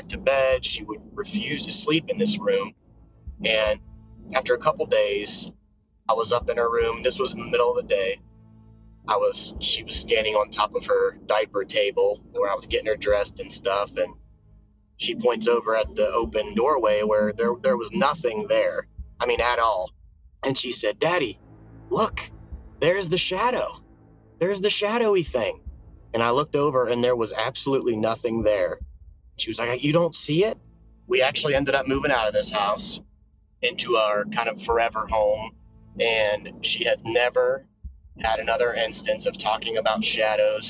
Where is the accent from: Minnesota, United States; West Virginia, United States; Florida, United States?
West Virginia, United States; moved away; I am from West Virginia, and I recently just moved back here. I used to live here, grew up here